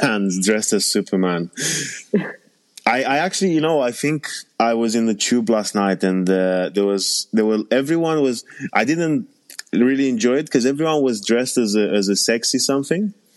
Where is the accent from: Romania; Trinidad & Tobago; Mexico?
Romania; moved away; I was born and raised in Romania